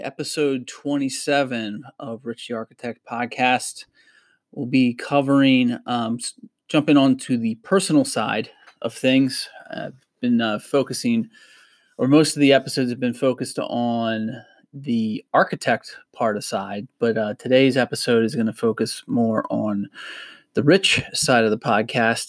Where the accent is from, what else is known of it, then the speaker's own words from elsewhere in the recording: Harrisburg, Pennsylvania, United States; I grew up in Harrisburg, PA, central Pennsylvania